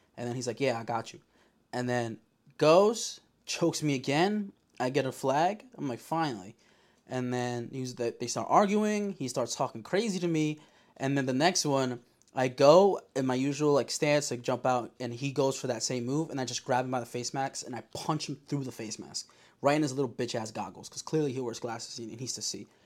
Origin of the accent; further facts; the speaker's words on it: Yonkers, New York, United States; I'm from Yonkers